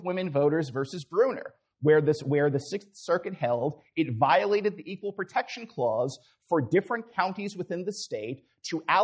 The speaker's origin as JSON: {"language": "English", "region": "Florida", "country": "United States", "said": "Florida, again, my home state"}